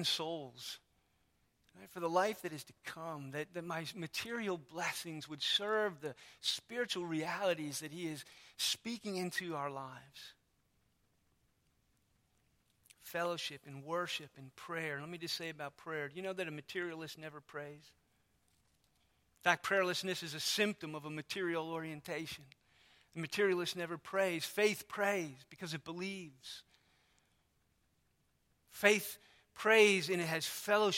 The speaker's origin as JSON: {"language": "English", "country": "United States", "said": "I am American through and through"}